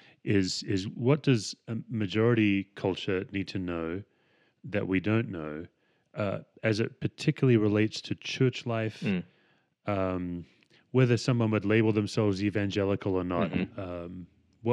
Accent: Western Australia, Australia; moved away as an adult; now in United States; I grew up in Western Australia

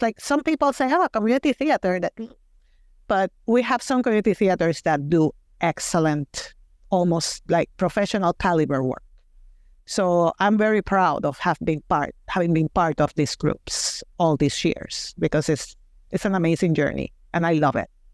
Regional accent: Mayagüez, Puerto Rico; accent: Puerto Rican; English is a second language; moved away as an adult; now in Wisconsin, United States; I went to a private Catholic school in my hometown of Mayagüez, Puerto Rico

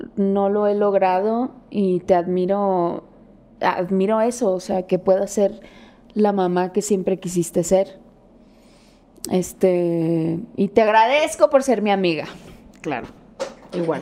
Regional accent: Hermosillo, Sonora, Mexico; moved away; vengo de un barrio de Hermosillo

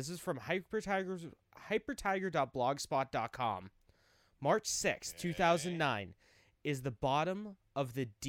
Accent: United States; We're Americans.

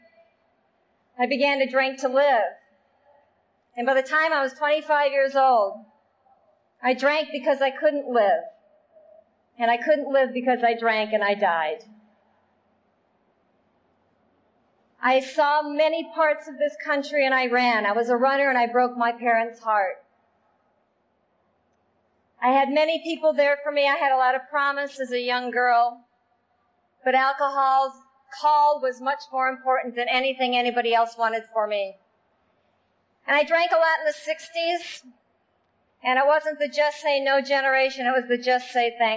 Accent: Iowa, United States; moved away; I grew up in Iowa

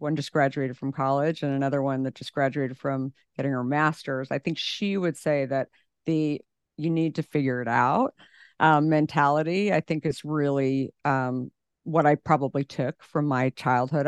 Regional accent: Scottsdale, Arizona, United States; I grew up in Scottsdale, Arizona

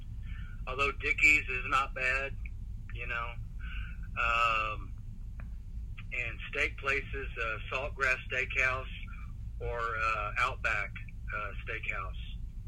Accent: Dallas, Texas, United States; born there; Of course, I was born in Dallas.

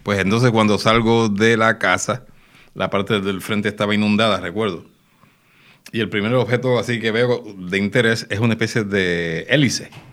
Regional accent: Puerto Rico; somos puertorriqueños

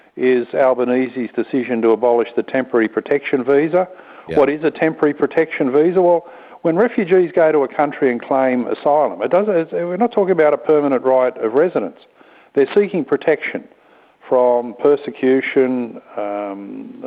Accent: Green Valley, New South Wales, Australia; I grew up in Green Valley where they were building fibro homes

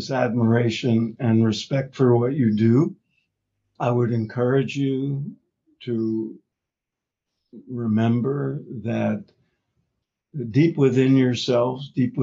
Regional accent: New York, United States; I grew up in New York

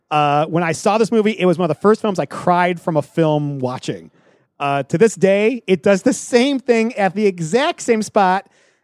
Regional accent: Detroit, Michigan, United States; Growing up in Metro Detroit

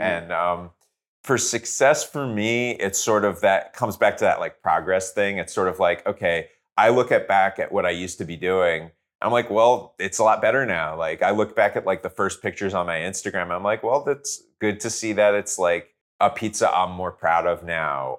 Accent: New Jersey, United States; now in Los Angeles, United States; I grew up in Jersey

